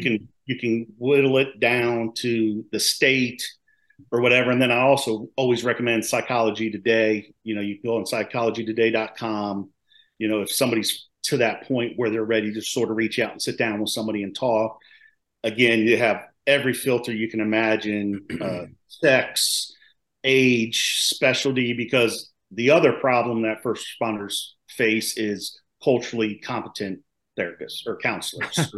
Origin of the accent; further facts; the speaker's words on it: Maryland, United States; now in North Carolina, United States; I'm originally from Maryland. I live down in North Carolina now.